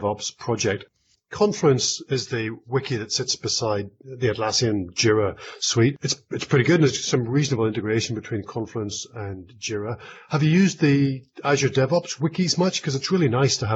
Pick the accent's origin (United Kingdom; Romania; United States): United Kingdom; Northern Ireland; moved away; also born or lived in Scotland / England; I grew up in Northern Ireland. I lived in Scotland for a long time and then in England